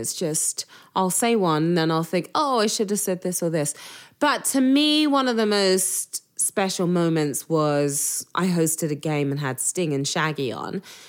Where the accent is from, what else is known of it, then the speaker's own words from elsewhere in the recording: England, United Kingdom; accent: English; now in United States; your English accent's a distraction.